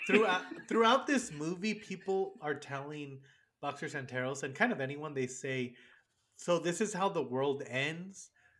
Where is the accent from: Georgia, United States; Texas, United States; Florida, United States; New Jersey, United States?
Texas, United States; El Paso; I'm from El Paso